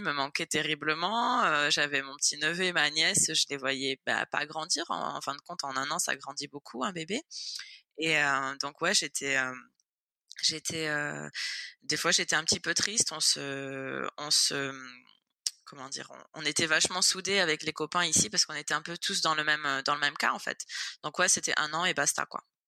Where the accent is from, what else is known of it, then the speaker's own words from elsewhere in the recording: Nice, Provence-Alpes-Côte d'Azur, France; moved away as an adult; now in Florida, United States; je suis niçoise, donc je suis née à Nice. J'ai vécu 25 euh, ans à Nice